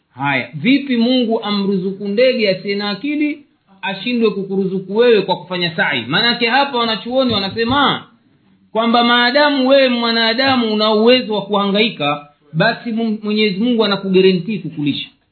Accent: Tanzania; moved away; nchi yetu tanzania

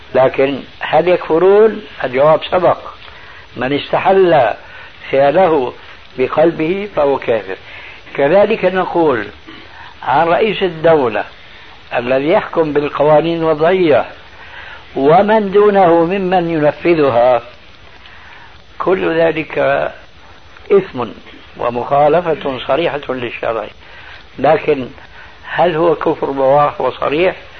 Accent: Syria; عندنا في سوريا

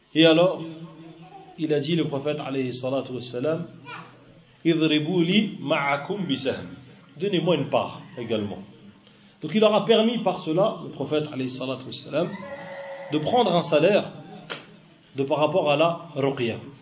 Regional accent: Algeria; moi j'habite dans une région, en Algérie, où il y en a beaucoup, c'est une région désertique

